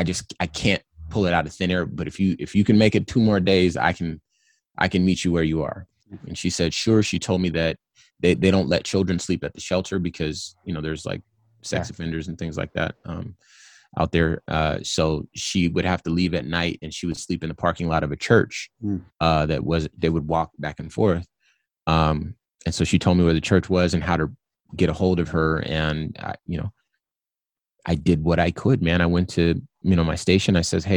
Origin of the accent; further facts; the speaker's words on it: California, United States; I'm from California, so I've been to beaches.